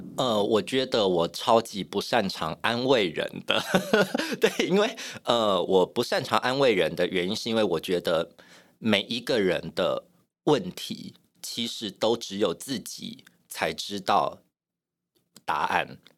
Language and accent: Chinese; Yunlin County, Taiwan; 我是云林人， 我在乡村长大